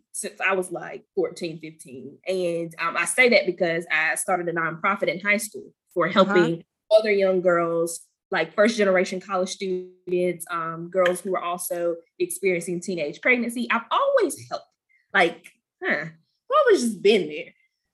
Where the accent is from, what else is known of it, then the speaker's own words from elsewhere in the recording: Goldsboro, North Carolina, United States; from Goldsboro